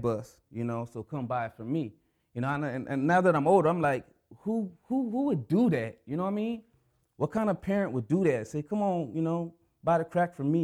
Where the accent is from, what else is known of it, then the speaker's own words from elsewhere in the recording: Anchorage, Alaska, United States; I'm from Anchorage